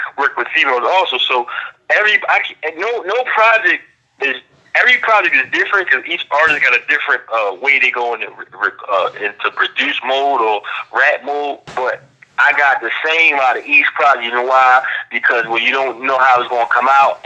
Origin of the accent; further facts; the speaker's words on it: Philadelphia, Pennsylvania, United States; I'm from South Philadelphia